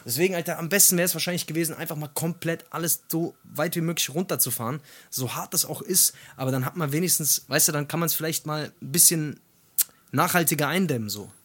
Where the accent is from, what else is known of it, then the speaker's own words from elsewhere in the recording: Hesse, Germany; wie man bei uns in Hessen sagt